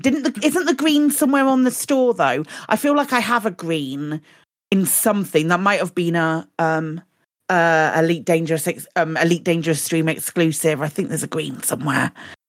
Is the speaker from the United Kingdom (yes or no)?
yes; United Kingdom; we are British.